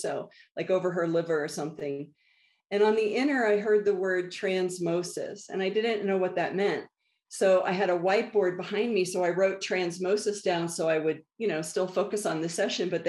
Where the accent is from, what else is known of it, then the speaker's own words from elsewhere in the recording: Northern Virginia, United States; moved away as an adult; also born or lived in Washington, D.C. / Colorado; now in Santa Fe, United States; born in DC, raised in Northern Virginia